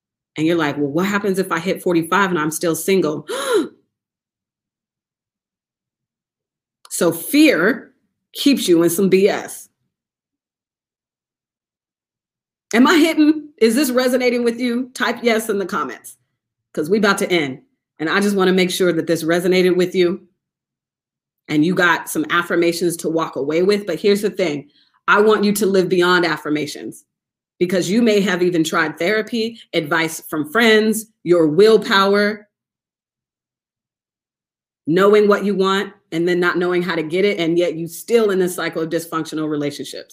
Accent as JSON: {"language": "English", "town": "Seattle", "region": "Washington", "country": "United States", "said": "I'm from Seattle, Washington."}